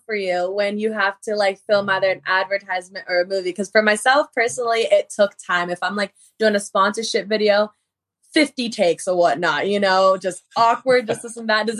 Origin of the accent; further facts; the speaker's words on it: Las Vegas, Nevada, United States; now in California, United States; I was born and raised in Vegas.